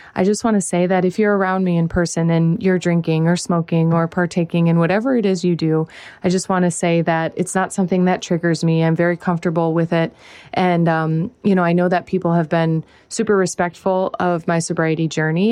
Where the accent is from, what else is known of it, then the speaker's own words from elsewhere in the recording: Whiting, United States; moved away; where I'm from, this is my hometown